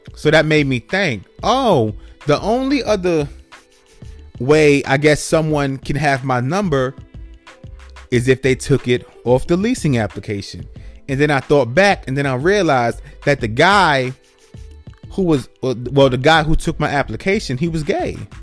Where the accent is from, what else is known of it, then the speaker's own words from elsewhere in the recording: New York City, New York, United States; now in Atlanta, United States; me growing up in New York City, in the Bronx, New York, like New York City